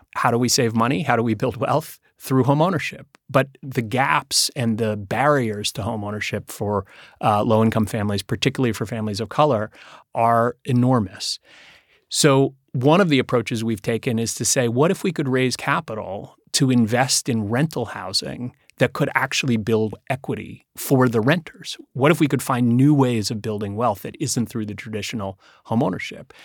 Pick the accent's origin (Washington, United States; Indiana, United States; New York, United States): New York, United States; New York City; I grew up here in New York City